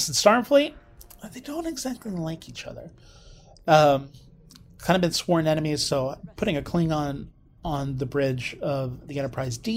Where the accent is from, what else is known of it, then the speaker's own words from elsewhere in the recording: Oklahoma, United States; my home state, Broken Bow